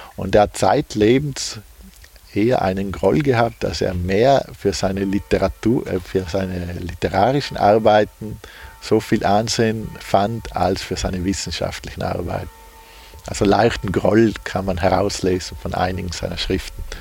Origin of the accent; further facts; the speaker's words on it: Puster Valley, South Tyrol, Trentino-Alto Adige, Italy; ich bin äh, gebürtiger Pustertal, also Südtiroler. Und da sind wir schon eigentlich von der Natur aus mit Bergen umgeben.